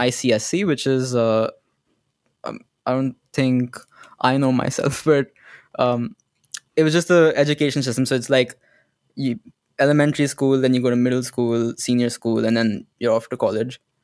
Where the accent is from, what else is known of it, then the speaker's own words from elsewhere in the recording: Gurgaon, Haryana, India; I'm from India, Gurgaon